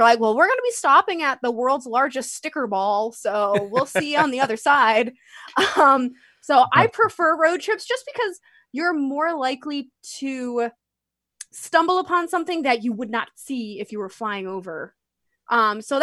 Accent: Northeast, United States; I'm from the Northeast and I've been to more places in the Northeast than anywhere else.

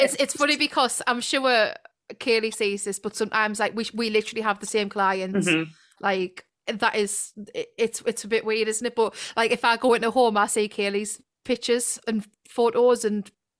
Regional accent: Ponteland area, North East England, United Kingdom

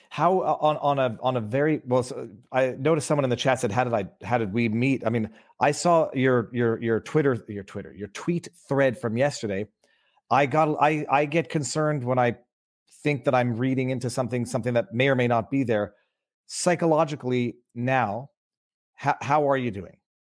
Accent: Canada; I'm, I'm Canadian

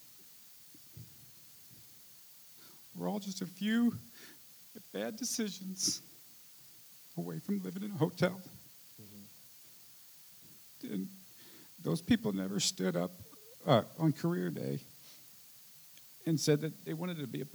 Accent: St. Louis, Missouri, United States; moved away; we're from St. Louis

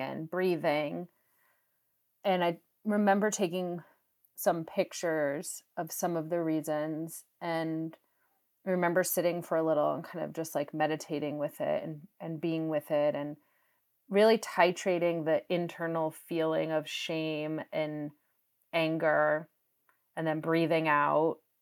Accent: New England, United States; I'm from New England

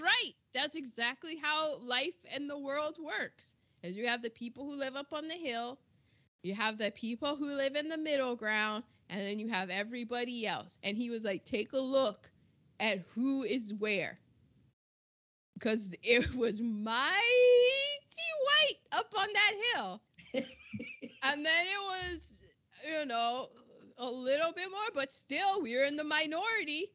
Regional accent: United States; being an American

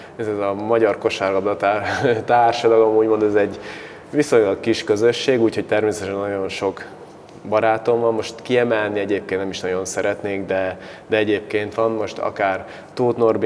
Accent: Baja, Bács-Kiskun, Hungary; now in Szolnok, Hungary

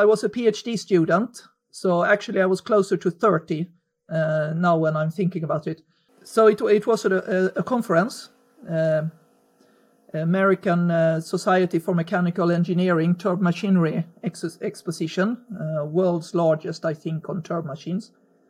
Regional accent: Sweden; Growing up for me was peaceful, is the word I can use. Very middle class, very white.

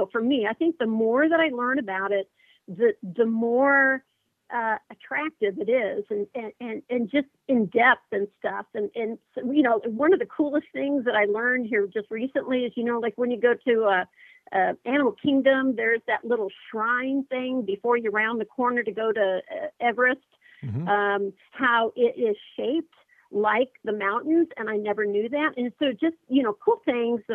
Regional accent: Illinois, United States; moved away as an adult; now in Newberry, United States; originally I'm from the Midwest like you, from Illinois, but I'm currently living in Newberry, Florida

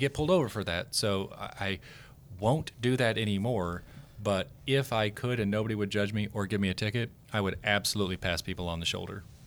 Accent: Oklahoma, United States; moved away; I'm from Oklahoma

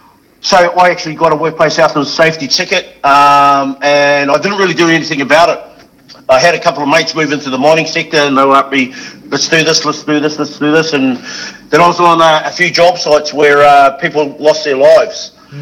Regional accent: New Zealand; moved away as an adult; now in Australia; The hard thing, I guess, was coming from New Zealand is understanding the Aussie humour.

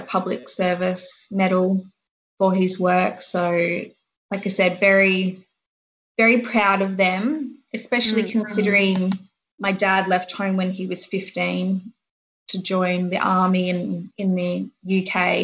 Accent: Canberra, Australian Capital Territory, Australia; moved away as an adult; also born or lived in Nambour, Queensland / Sydney; I grew up in Canberra.

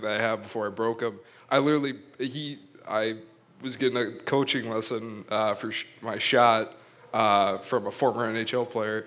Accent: Wisconsin, United States; now in Minnesota, United States; originally born Wisconsin

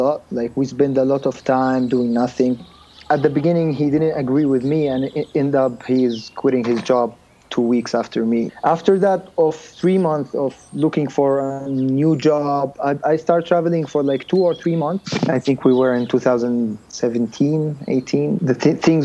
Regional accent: Jordan; moved away as an adult; also born or lived in United States; I'm from the Middle East, so not a lot of people know about my country

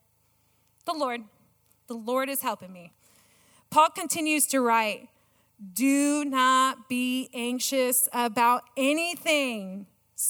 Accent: California, United States; moved away; I am a Californian

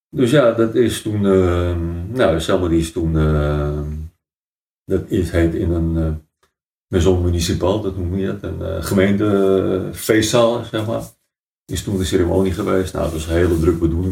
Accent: Amstelveen, North Holland, Netherlands; we zijn eigenlijk groot geworden in het oude gedeelte van Amstelveen

